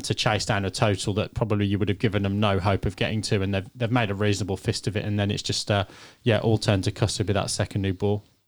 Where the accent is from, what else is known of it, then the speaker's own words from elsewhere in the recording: England, United Kingdom; as an Englishman